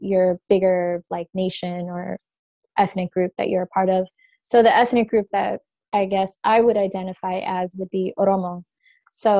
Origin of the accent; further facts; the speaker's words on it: Orange County, California, United States; also born or lived in refugee camp in Somalia / San Diego; I grew up in Orange County